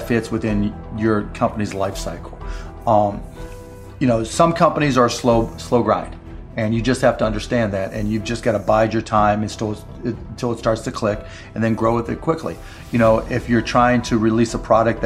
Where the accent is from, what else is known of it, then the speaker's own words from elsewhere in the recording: Pittsburgh, Pennsylvania, United States; I grew up in Pittsburgh